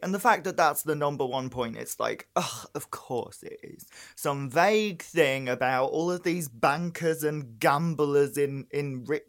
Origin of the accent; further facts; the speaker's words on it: Northern England, United Kingdom; I live in the North. I was raised in the North. You wouldn't really hear it in my voice.